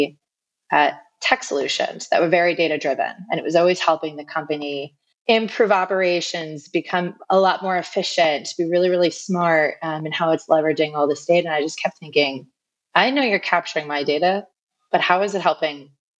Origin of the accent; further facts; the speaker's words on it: New York, United States; I'm originally from New York